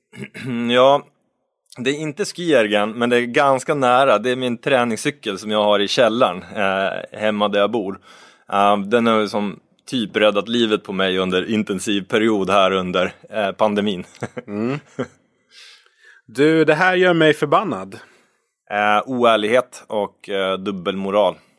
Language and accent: Swedish; Norrbotten County, Sweden; moved away; Jag är ju uppvuxen i Norrbotten